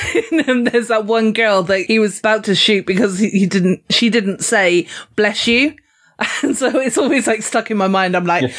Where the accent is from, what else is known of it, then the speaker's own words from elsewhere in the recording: Weymouth, South West England, United Kingdom; my hometown in Weymouth.